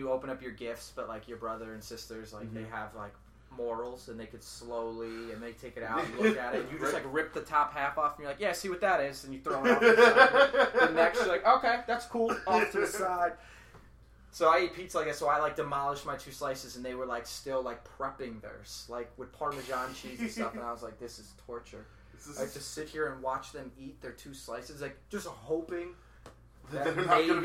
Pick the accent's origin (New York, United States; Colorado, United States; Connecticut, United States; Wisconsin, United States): New York, United States; I'm from New York